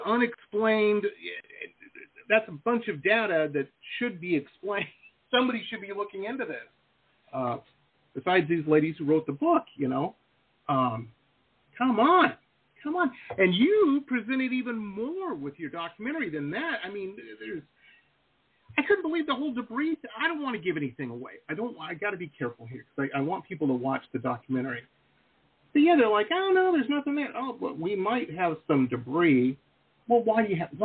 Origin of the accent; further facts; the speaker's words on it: Detroit, Michigan, United States; I grew up in Detroit, Metro Detroit.